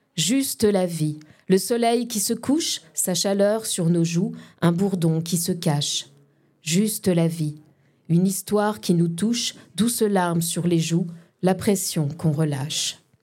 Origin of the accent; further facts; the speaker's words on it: Lorraine, Grand Est, France; also born or lived in Paris; d'où je viens euh, D'ici, en fait. Euh, enfin, je suis Lorraine